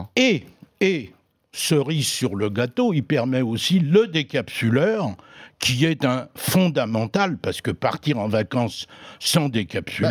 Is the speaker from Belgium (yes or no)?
no; Brittany, France; chez moi en Bretagne